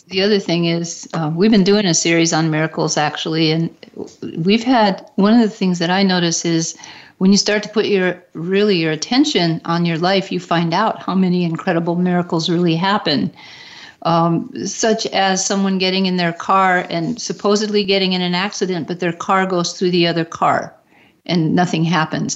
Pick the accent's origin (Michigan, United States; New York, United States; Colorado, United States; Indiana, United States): Michigan, United States; Detroit; my hometown in Detroit